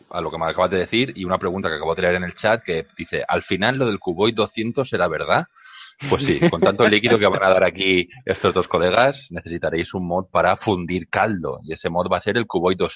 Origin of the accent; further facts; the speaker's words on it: England, United Kingdom; Spanish is a second language; Hola, sí, soy … soy inglés y tengo humor.